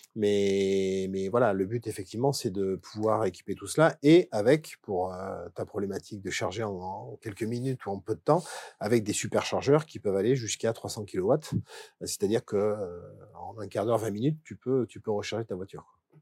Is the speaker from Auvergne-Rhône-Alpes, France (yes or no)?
yes; Valence, Auvergne-Rhône-Alpes, France; also born or lived in Ardèche; Je suis né à Valence. Je suis né à Valence, mais effectivement, j'habite en Ardèche je suis de Romard-des-Choix